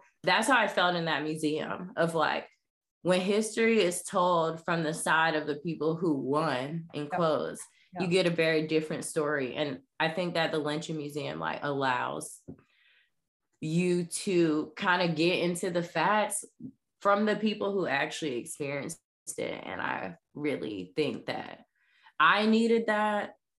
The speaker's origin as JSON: {"language": "English", "region": "the South", "country": "United States", "tie": "born or raised there", "said": "especially I grew up in the South."}